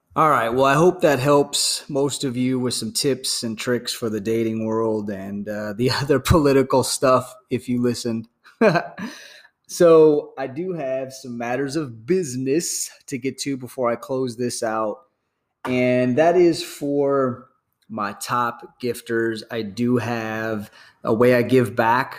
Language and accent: English; United States; as an American patriot